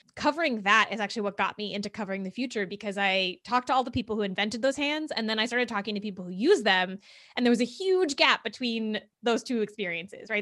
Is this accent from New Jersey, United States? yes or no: yes; central New Jersey, United States; I grew up in New Jersey, in central New